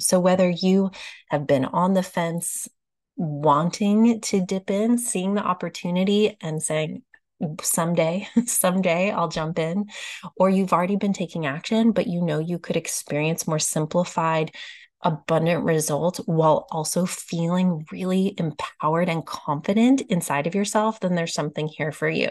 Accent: Austin, Texas, United States; Austin, Texas, my hometown

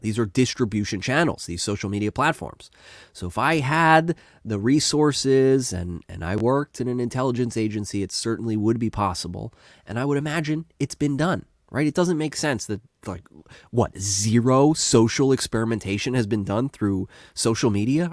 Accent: United States; I'm an American

